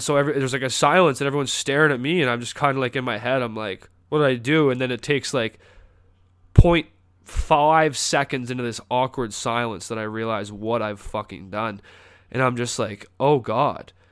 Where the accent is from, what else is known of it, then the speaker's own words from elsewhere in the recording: Canada; moved away as an adult; now in North Carolina, United States; I'm from Canada